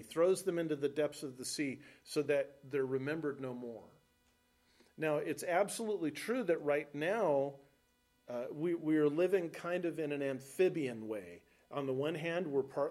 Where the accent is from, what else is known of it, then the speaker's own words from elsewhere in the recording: Los Alamitos, California, United States; moved away as an adult; now in Nebraska, United States; the house I grew up in Los Alamitos, California